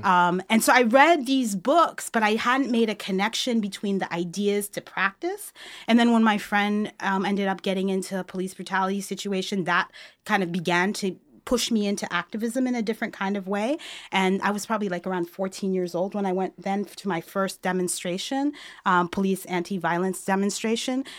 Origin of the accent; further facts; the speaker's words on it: New York City, New York, United States; moved away as an adult; also born or lived in Montreal; now in Chicago, United States; I was born and raised in New York City